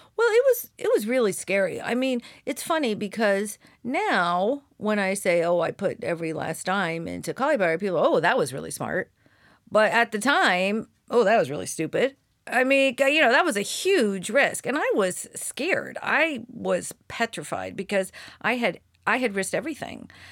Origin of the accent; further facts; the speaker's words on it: Seal Beach, California, United States; I grew up in Orange County